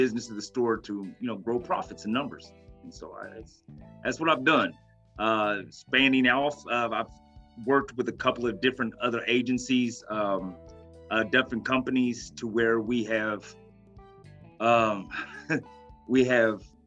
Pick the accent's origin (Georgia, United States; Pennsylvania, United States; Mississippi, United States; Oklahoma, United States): Oklahoma, United States; I was born and raised in Oklahoma. I'm an Oklahoma native, a red dirt baby.